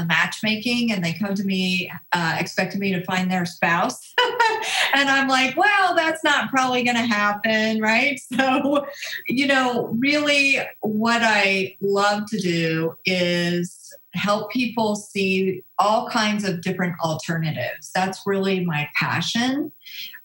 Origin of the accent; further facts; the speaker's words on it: Colorado, United States; I'm a Colorado native, so love the mountains. Born and raised in Colorado.